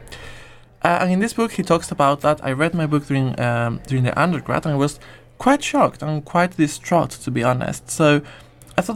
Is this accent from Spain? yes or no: yes; Spain; moved away as an adult; also born or lived in Nottingham; now in Manchester, United Kingdom; I'm from Spain, but did my master's in Nottingham and then decided to come here to Manchester